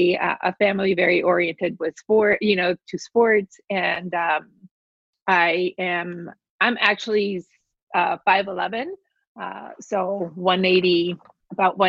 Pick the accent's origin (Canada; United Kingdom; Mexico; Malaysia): Mexico; Mexico City; I grew up in Mexico City